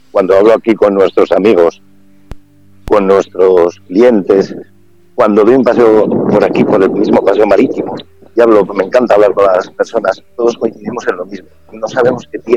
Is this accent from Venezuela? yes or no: no; Valladolid, Castile and León, Spain; Yo que vengo de esa ciudad de Valladolid con tres grados bajo cero, que el vecino no le da los buenos días en el ascensor porque no puedes, estás helado, estás congelado, dices, cuando llegas aquí es tierra mágica.